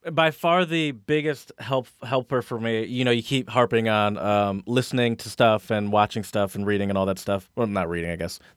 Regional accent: United States; accent: American; moved away; No, I have an American accent.

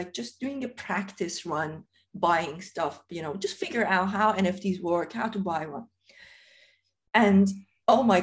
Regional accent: Iran; moved away as an adult; now in United Kingdom; I originally come from Iran. And I remember, you know, I grew up in Iran. I left Iran when I was 23.

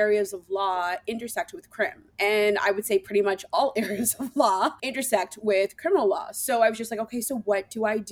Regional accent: Toronto, Ontario, Canada; moved away as an adult; also born or lived in Ottawa, Canada; I am from Toronto, so it was a move actually to come to Ottawa

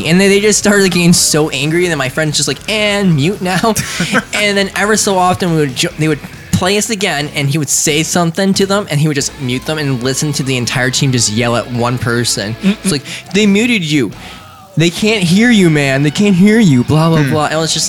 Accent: United States; oh, you guys are Americans? I'm like, yep.

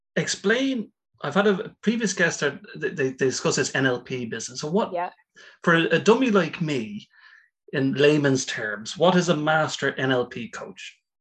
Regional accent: Ireland; I'm an Irish guy.

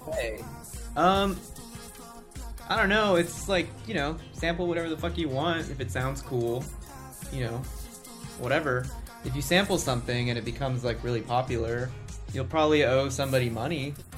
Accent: Laredo, Texas, United States; also born or lived in Austin, Texas; I grew up in this town called Laredo, Texas

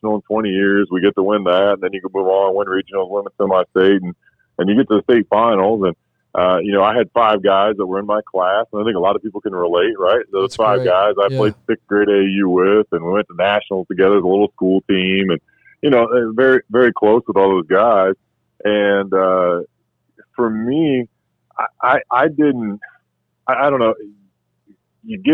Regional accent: Washington, United States; growing up in Washington

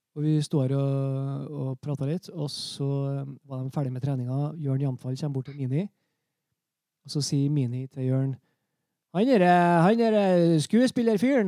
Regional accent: Trøndelag, Norway; som trønder

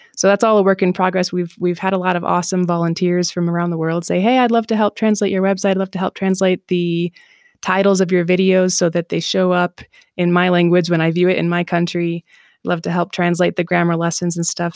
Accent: Southeast Michigan, United States; moved away as an adult; also born or lived in North Dakota / Colombia / Japan / Israel; now in Mexico; I'm from Michigan. I grew up in Michigan, Southeast Michigan

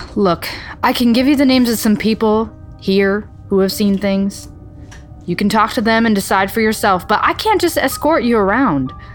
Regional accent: Midwest, United States; I'm from the Midwest

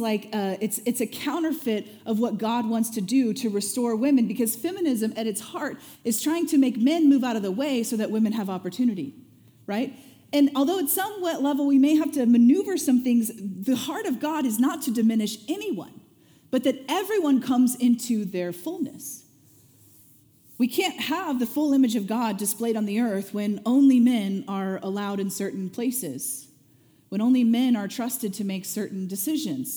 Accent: Springfield, Missouri, United States; I grew up in Springfield, Missouri

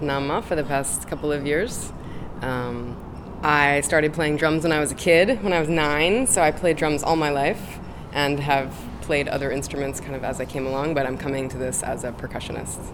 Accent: New York, United States; I am from New York, from Brooklyn

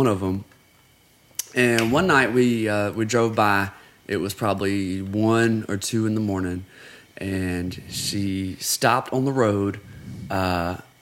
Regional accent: Huntsville, Alabama, United States; now in Tennessee, United States; I'm from Huntsville, Alabama

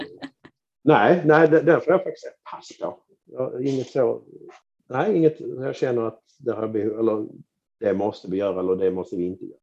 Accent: Skåne, Sweden; för mig som skåning

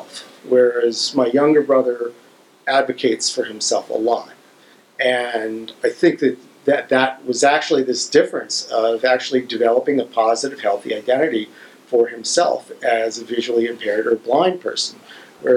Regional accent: Ohio, United States; We grew up in Ohio

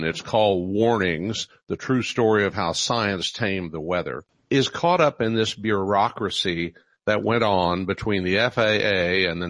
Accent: Oklahoma City, Oklahoma, United States; in Oklahoma City where I was growing up

